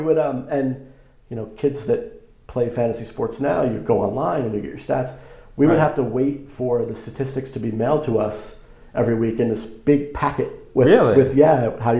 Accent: Long Island, New York, United States; now in Los Angeles area, United States; growing up on Long Island

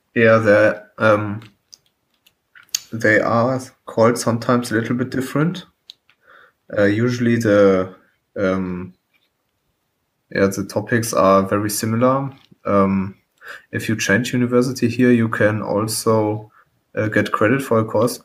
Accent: Germany; I'm from Germany.

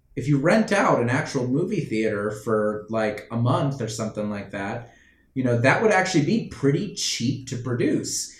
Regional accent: United States; born or raised there

